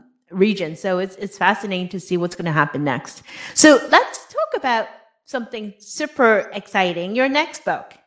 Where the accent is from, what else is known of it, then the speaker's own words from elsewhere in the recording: Hong Kong; moved away; I was born and raised in Hong Kong